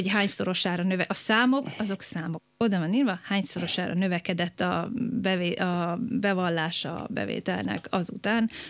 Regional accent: Budapest, Hungary; born or raised there

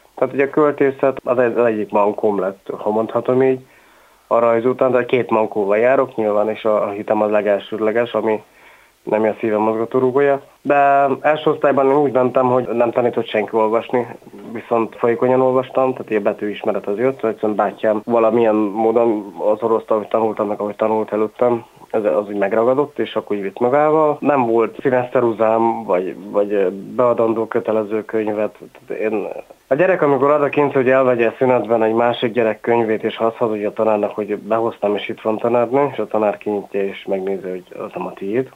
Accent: Tiszadada / Taktaszada, Borsod-Abaúj-Zemplén, Hungary; born or raised there; first language Hungarian; also born or lived in Miskolc / England

